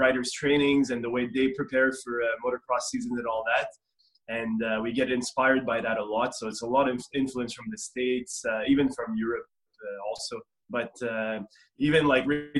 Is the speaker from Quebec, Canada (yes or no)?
yes; Montreal, Quebec, Canada; I'm originally out of Montreal